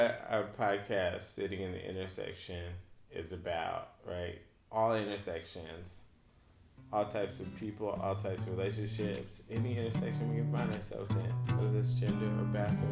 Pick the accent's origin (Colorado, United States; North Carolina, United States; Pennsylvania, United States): North Carolina, United States; we're from North Carolina